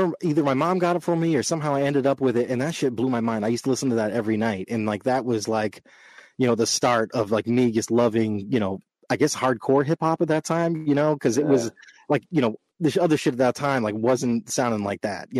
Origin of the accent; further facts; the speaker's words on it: Boston, Massachusetts, United States; also born or lived in Los Angeles, California; I was born in Los Angeles, moved out here to Boston when I was 11. Then, I've been out here ever since